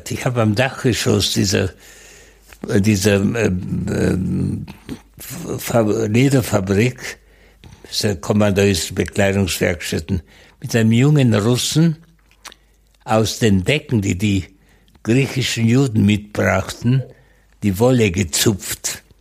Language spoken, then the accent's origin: German; West Germany, Germany; Ich bin in Westdeutschland aufgewachsen